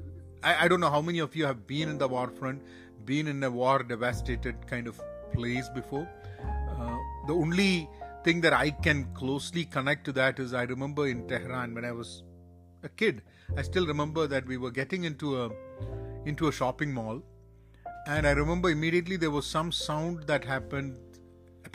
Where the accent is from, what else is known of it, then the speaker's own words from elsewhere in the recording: Kerala, India; also born or lived in Iran; sitting back in Kerala, my hometown